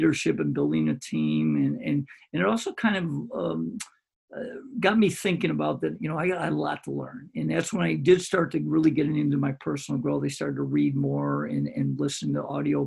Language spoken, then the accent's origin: English; Greece, New York, United States; I came back to my hometown, which is Greece, which is a suburb of Rochester, New York